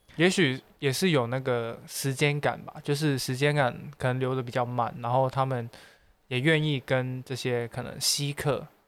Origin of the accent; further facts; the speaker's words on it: Xiamen, Fujian, China; moved away; also born or lived in Macau; 还是一个厦门人，嗯。因为我从小兼职在厦门生活过